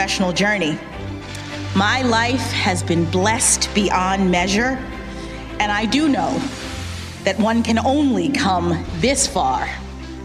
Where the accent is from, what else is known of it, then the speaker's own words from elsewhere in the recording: Miami, Florida, United States; my hometown of Miami, Florida